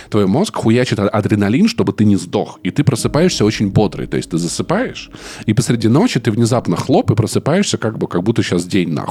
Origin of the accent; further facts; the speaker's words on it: Voronezh, Voronezh Oblast, Russia; Я всегда отвечаю, типа, я вырос в Воронеже.